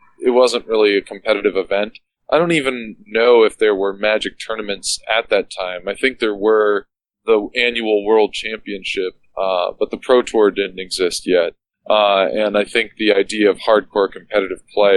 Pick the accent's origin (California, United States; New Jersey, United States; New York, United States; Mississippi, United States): New Jersey, United States; Plainfield; now in Philadelphia, United States; I grew up in a town called Plainfield, New Jersey